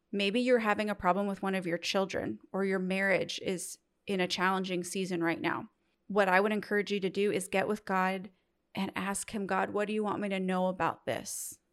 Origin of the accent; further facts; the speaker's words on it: Midwest, United States; I'm from the Midwest